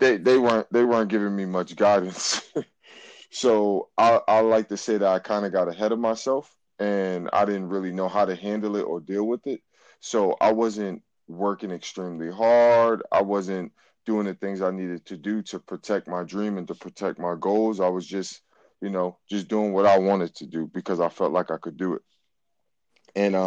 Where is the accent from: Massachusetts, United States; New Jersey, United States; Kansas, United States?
Massachusetts, United States; Boston; I am from Boston, Massachusetts. I am from the rougher side of Boston. I'm from Roxbury.